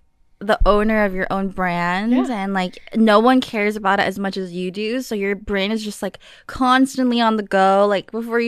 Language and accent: English; New York, United States; growing up in New York, like it's really like hustle grind.